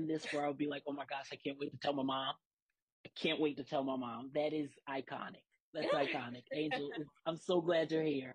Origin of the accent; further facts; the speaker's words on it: Philadelphia, Pennsylvania, United States; growing up in Philly and kind of like being raised in a church